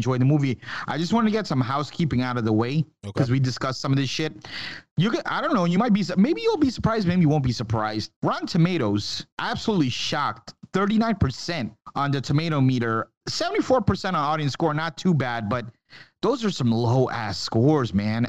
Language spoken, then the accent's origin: English; New York, United States; growing up in New York